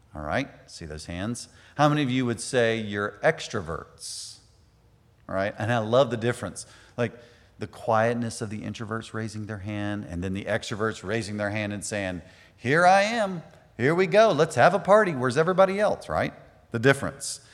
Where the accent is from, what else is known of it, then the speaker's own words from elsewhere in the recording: United States; us as Americans